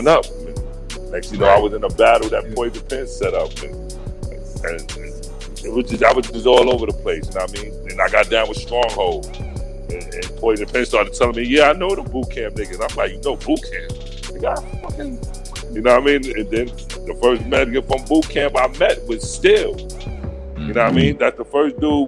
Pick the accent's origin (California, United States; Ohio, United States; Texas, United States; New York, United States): New York, United States; New York City; also born or lived in Harlem